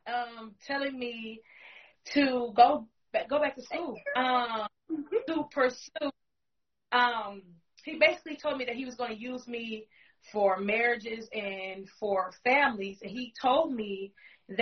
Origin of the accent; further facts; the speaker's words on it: Milwaukee, Wisconsin, United States; Born and raised in the Milwaukee area of Wisconsin, 53206.